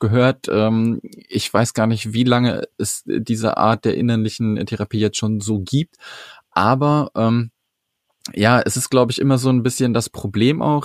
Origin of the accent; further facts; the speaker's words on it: Sauerland, North Rhine-Westphalia, Germany; ich komme aus dem Sauerland und mein Rheumato, also ich bin am Rande mhm. des Sauerlands